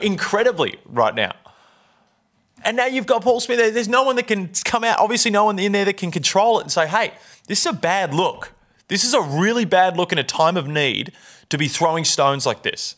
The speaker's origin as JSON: {"language": "English", "region": "Victoria", "country": "Australia", "said": "I'm from Victoria."}